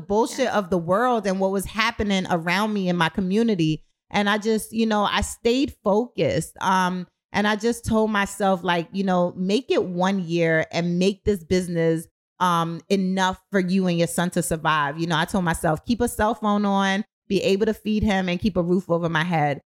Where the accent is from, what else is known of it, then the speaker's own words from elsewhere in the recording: New York City, New York, United States; moved away as an adult; also born or lived in Kingston, Jamaica; now in Baltimore, United States; I'm from Brooklyn. I'm from the streets